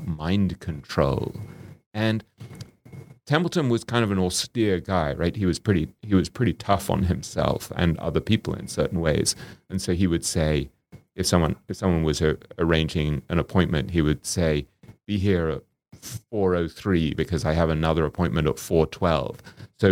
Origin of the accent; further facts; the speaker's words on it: England, United Kingdom; me growing up in England